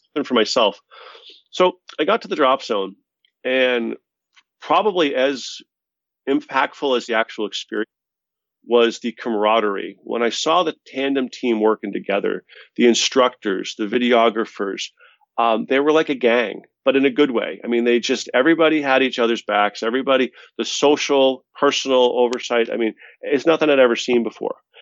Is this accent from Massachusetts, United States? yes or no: yes; Boston, Massachusetts, United States; We're both from Boston